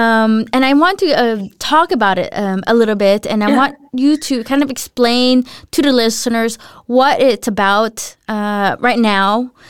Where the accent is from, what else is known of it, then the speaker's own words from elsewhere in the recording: United States; now in Denmark; I definitely feel like a tourist when I go in my home country. And I think I get more culture shocks when I go back to the U.S.